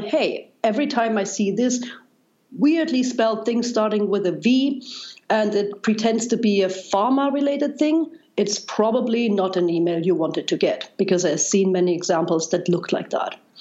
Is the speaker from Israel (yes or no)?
no; East Germany, Germany; English is a second language; moved away as an adult; also born or lived in Darmstadt, Germany; now in United States; as you probably can tell by now by my accent, I, I grew up in Germany, and East Germany uh, uh